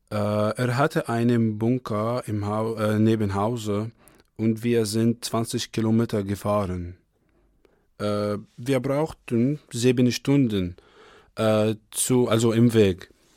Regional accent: Egypt; German is a second language; also born or lived in Kyiv, Ukraine; now in Kassel, Germany; ich komme aus Ägypten

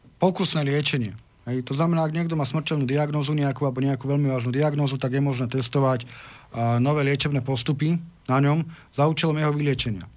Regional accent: Slovakia; som katolík, uh, som právnik a som Slovák.

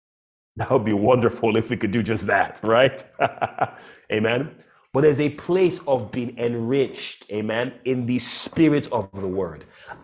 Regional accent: Nigeria; also born or lived in United States; And when I came back, people were shocked that I grew up and I was raised in Nigeria.

